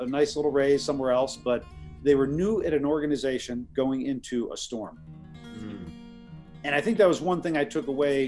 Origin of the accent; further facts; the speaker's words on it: Parma, Ohio, United States; moved away as an adult; now in Hong Kong; a small, wonderful town outside of Cleveland called Parma, Ohio